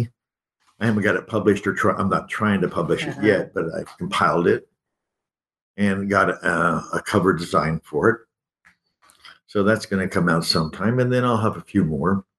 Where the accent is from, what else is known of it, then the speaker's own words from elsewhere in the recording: Kansas, United States; moved away as an adult; also born or lived in Texas; coming from a pretty, you know, low-class Kansas background